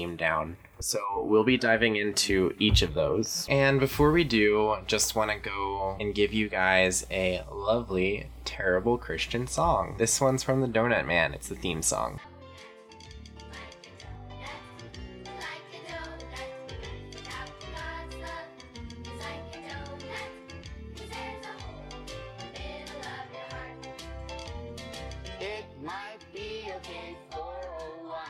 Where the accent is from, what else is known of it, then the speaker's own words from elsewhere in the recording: Lynchburg, Virginia, United States; my life growing up around Liberty University, the Falwell family, and Thomas Road Baptist Church